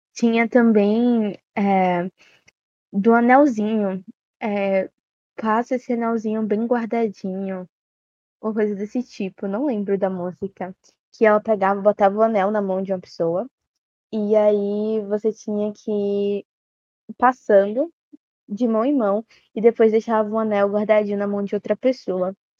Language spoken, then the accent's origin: Portuguese; Bahia, Brazil; tenho 17 anos e sou da Bahia